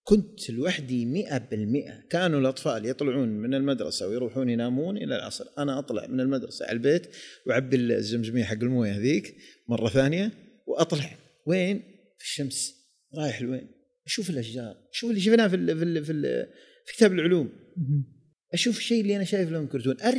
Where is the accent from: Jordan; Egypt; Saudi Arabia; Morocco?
Saudi Arabia; Jeddah, Makkah Province; انه انا صح اني ولدت وعشت وترعرعت في جده ولكن كنت اروح وين ديره الديره هذه المنطقه الجنوبيه